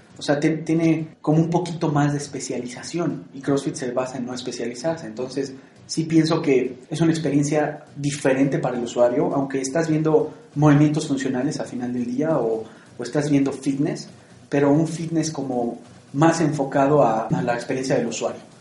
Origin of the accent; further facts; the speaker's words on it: Mexico; para nosotros como mexicanos